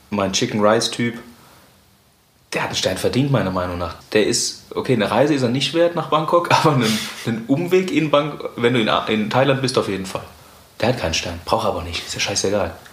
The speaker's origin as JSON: {"language": "German", "town": "Mannheim", "region": "Baden-Württemberg", "country": "Germany"}